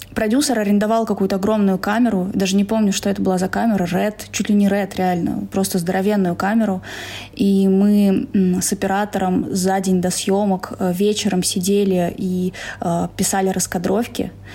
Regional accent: Saransk, Mordovia, Russia; moved away as an adult; now in Moscow, Russia; Я из Саранска. Город Саранск, Поволжье да

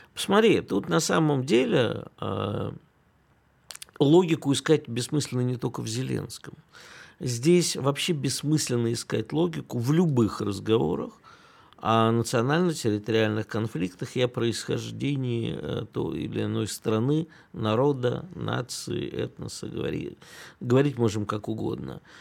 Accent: Kyiv, Ukraine; moved away; я детство провел в Киеве и никогда там практически не слышал украинской речи

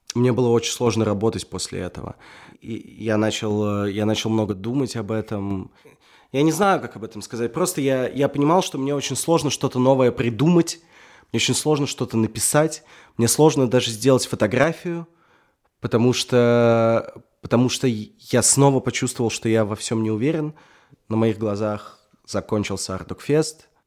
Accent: Russia; я русский

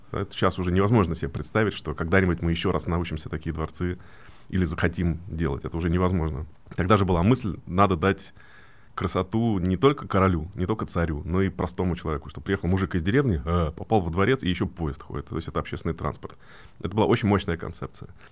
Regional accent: Moscow, Russia; где я вырос в Москве, такой район Медведково с панельными этажами

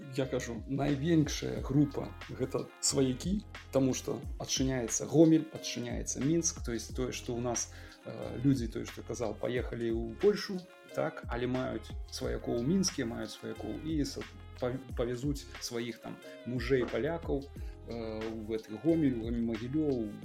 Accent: Belarus; now in Poland; мы беларусы

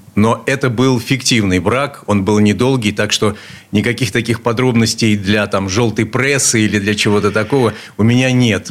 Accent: Saint Petersburg, Russia; Я родился здесь, в Ленинграде. В Ленинграде. Э, в детстве жил на улице Стачек

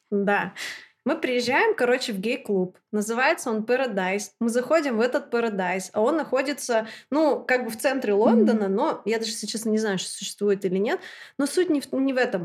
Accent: Chelyabinsk, Chelyabinsk Oblast, Russia; also born or lived in London; Я из Челябинска приехала 10 дней назад.

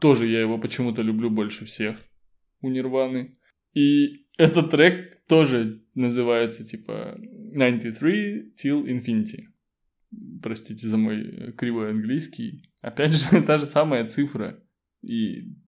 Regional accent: Kitovo, Russia; не в городе, а в моем родном селе в Китово

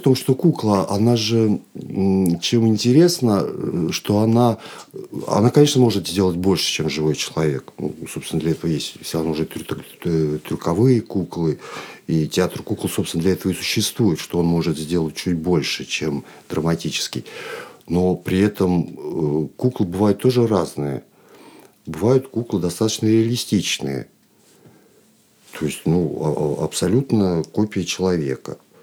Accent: Chkalovsk, Nizhny Novgorod Oblast, Russia; moved away as an adult; now in Moscow, Russia; я родом из Нижегородской области, город Чкалск

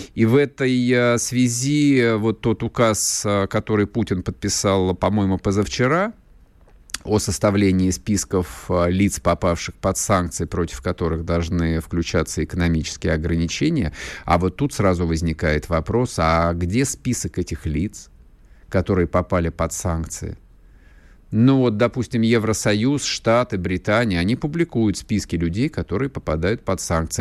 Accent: Russia; мы же, мы же больше не европейская страна

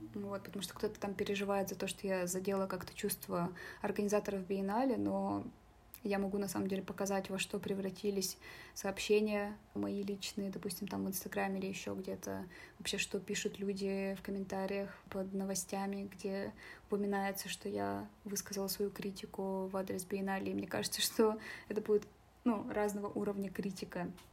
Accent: Yakshina, Sverdlovsk Oblast, Russia; now in Nizhny Tagil, Russia; я художница из деревни Якшина

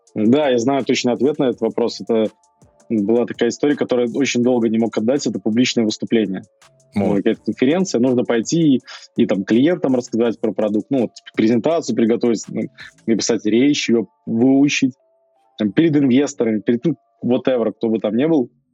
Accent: Belarus; мы все белорусы

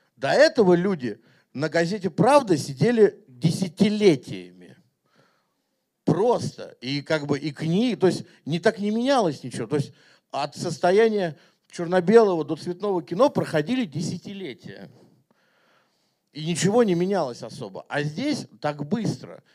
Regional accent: Moscow, Russia; я как бы вырос и родился в Москве

